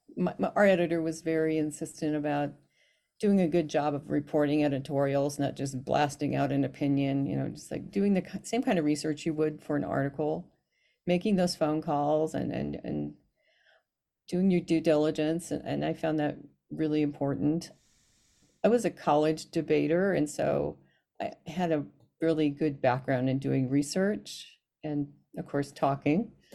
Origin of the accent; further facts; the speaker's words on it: Alamosa, Colorado, United States; now in Utah, United States; I was born in Alamosa, Colorado